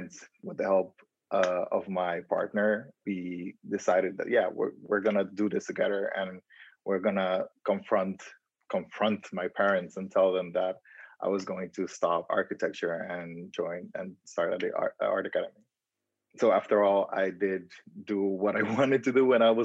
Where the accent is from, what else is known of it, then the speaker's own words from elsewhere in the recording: Curaçao; moved away as an adult; also born or lived in Dominican Republic; now in Netherlands; someone that was born in the Dominican Republic and growing up in Curaçao